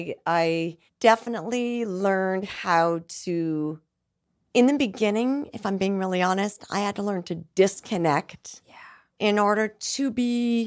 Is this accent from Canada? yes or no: yes; Canada; Yes, I'm Canadian.